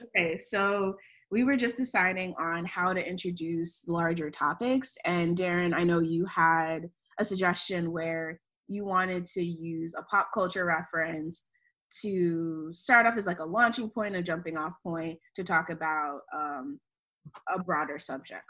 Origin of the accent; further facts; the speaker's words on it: Maryland, United States; moved away as an adult; now in Providence, United States; I was born and raised in Maryland